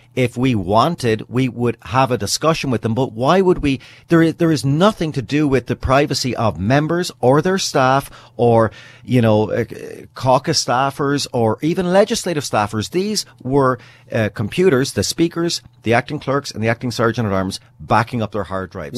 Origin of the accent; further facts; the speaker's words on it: British Columbia, Canada; as a British Columbian